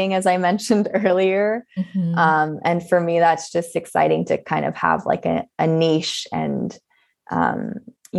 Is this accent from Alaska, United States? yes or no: no; Southern California, United States; growing up in Southern California